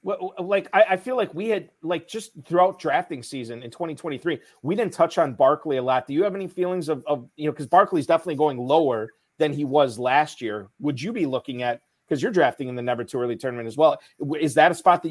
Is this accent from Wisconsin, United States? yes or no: yes; Northeast Wisconsin, United States; I grew up in Northeast Wisconsin